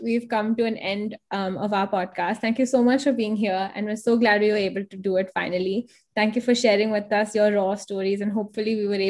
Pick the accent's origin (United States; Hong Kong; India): Hong Kong; I'm from Hong Kong